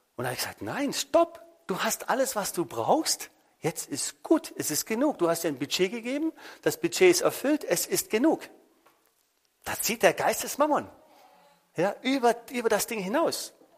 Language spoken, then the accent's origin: German; Germany; bei uns in Deutschland